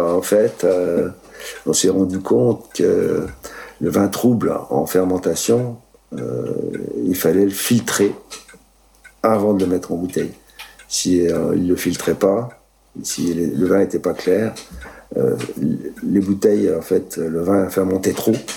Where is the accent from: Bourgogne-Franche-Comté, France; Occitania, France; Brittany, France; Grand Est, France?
Grand Est, France; Moselle; moved away as an adult; also born or lived in Italy; now in Mérignat, France; je suis né en Italie. Mes parents sont, ont émigré en 1956 en Moselle